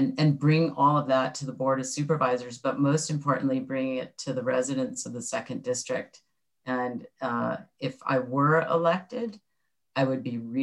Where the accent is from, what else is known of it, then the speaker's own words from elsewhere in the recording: Orange County, California, United States; I grew up in Orange County.